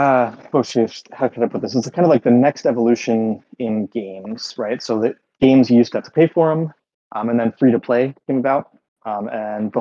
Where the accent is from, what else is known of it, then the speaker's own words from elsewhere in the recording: United States; accent: American; now in Berlin, Germany; I live in Berlin, but I'm an American, as you can probably tell from my accent